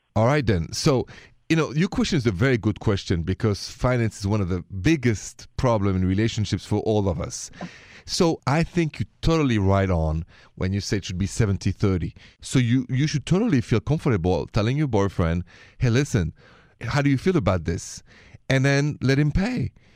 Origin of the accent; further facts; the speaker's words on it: Paris, Île-de-France, France; accent: French; now in United States; My accent is French. I'm from Paris, but I live here, work here, and love being an American citizen.